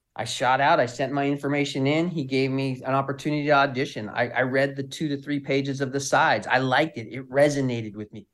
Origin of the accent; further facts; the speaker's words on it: Southern California, United States; I'm from California, Southern Cal